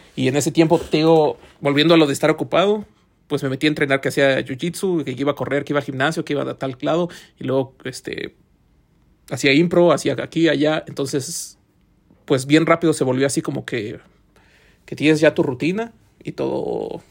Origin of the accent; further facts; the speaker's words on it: Mexico; now in Finland; como mexicano